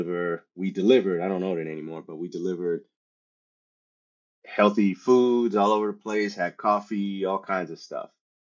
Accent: San Antonio, Texas, United States; English is a second language; English is my second language. And, I grew up partially in Texas. So I claim Texas to San Antonio. From Texas, I joined the Army.

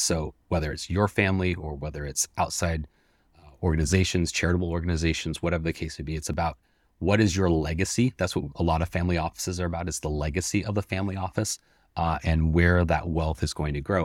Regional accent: Seattle, Washington, United States; I'm born and raised in Seattle

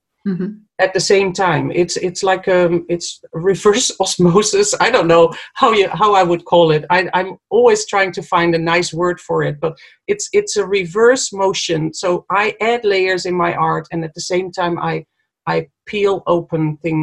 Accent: Netherlands; moved away as an adult; now in New Zealand; so I moved from Holland to New Zealand for a better place on earth, to live in a better place or more beautiful place, a place with more space. I escaped Europe, basically

